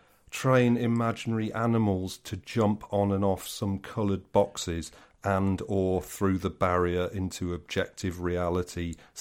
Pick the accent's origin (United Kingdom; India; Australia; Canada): United Kingdom; London; And as a Londoner, you have to, you know, as a responsible Londoner, you have to take the lead